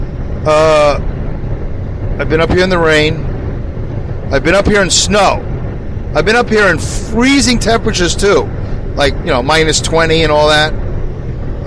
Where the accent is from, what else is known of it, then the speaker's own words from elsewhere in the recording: New York, United States; as a New Yorker